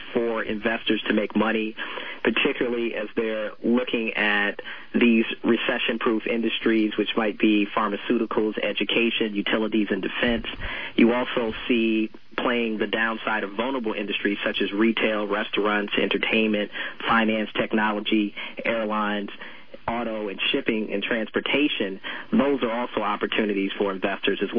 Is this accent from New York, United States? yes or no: no; Chicago, Illinois, United States; I'm originally from Chicago